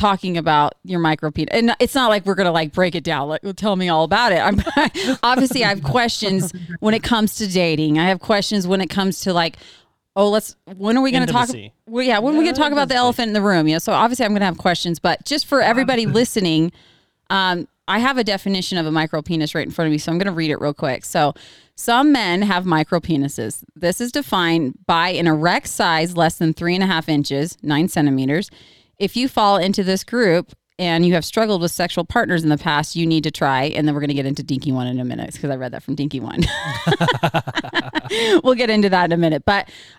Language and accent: English; Oregon, United States; I'm from Oregon.